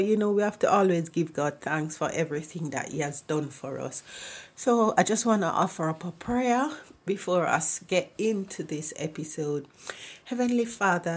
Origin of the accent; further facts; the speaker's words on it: Jamaica; moved away; I am from Jamaica